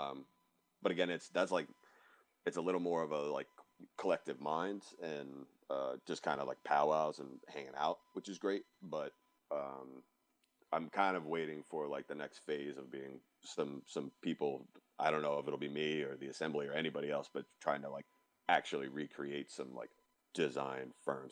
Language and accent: English; Cary, North Carolina, United States; also born or lived in New York; now in Raleigh, United States; originally from New York, but we've been here since I was ten. So um, like more North Carolinian